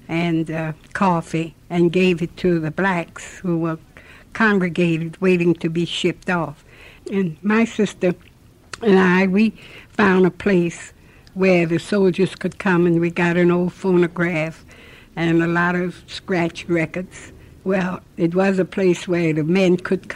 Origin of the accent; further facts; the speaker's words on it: New Orleans, Louisiana, United States; moved away; also born or lived in New Iberia, Louisiana / Harlem, New York; I was born in New Iberia, Louisiana, 7/27/98. I grew up in New Orleans